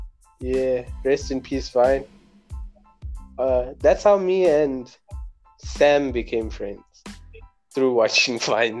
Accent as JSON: {"language": "English", "town": "Phoenix", "region": "KwaZulu-Natal", "country": "South Africa", "also_born_or_lived": "Durban", "said": "I am from Phoenix. It's lit, but yeah, I schooled in Durban, Chevek, from grade R to grade 3, and then I came this side"}